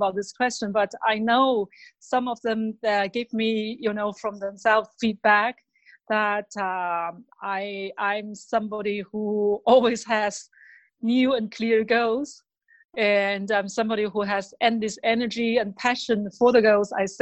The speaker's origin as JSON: {"language": "English", "region": "Beijing", "country": "China", "tie": "born or raised there", "second_language": "English", "moved": "as an adult", "lives_now": "Germany", "said": "I was born in Beijing and grown up there in Beijing."}